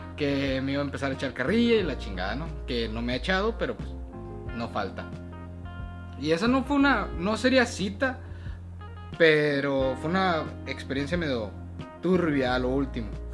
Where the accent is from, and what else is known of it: Mexicali, Baja California, Mexico; born or raised there; also born or lived in Sinaloa